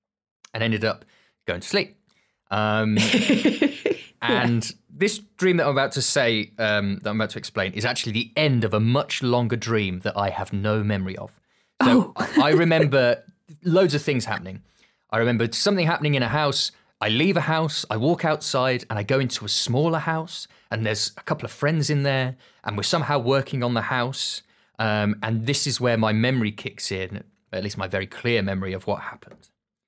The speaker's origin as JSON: {"language": "English", "town": "Birmingham", "region": "West Midlands", "country": "United Kingdom", "said": "I don't know, is that just a Birmingham thing? I'm originally from Birmingham. So you have like the jewellery quarter."}